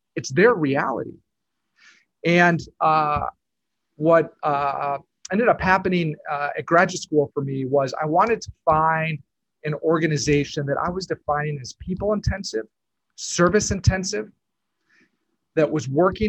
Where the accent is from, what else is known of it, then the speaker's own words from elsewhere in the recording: Lima, Peru; moved away as an adult; now in United States; I grew up in Peru, Lima, where my parents are social workers and originally moved down as missionaries back in the 80s. I graduated high school from Peru